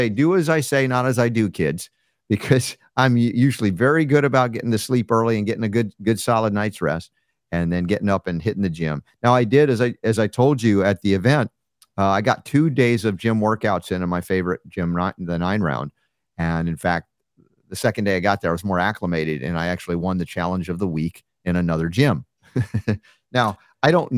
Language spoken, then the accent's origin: English; South Florida, United States; also born or lived in New York; we moved from New York to South Florida when I was a kid